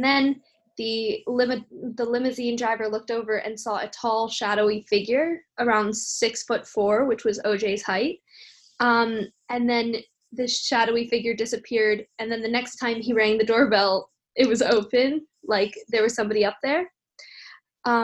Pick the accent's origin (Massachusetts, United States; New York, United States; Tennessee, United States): New York, United States; New York City; I am an upper. I'm from New York City.